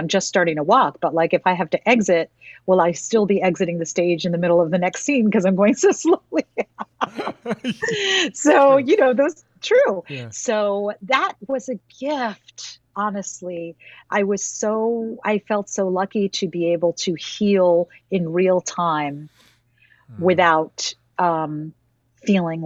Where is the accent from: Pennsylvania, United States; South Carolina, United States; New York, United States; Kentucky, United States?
New York, United States; as a New Yorker